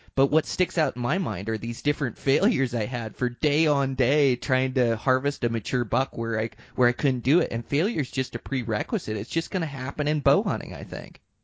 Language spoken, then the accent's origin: English; Montana, United States; moved away; Montana, my home state